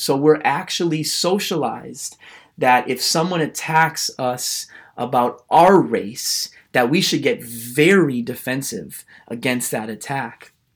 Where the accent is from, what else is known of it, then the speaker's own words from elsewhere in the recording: United States; I am a white American man